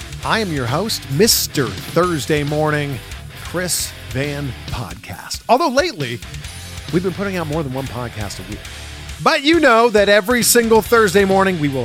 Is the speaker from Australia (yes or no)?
no; Canada; moved away as an adult; now in United States; As a Canadian, that's how we spell it. And since moving to America 10 years ago